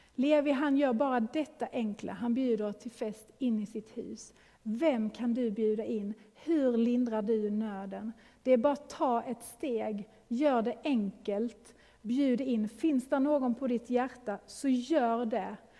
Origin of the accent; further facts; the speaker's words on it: Sweden; now in Gothenburg, Sweden; vi är ju svenskar, Eh, lever i en svensk kultur.